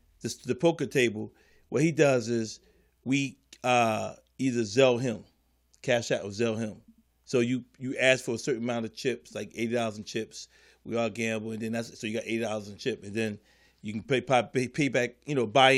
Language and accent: English; Philadelphia, Pennsylvania, United States; we grew up in Philly.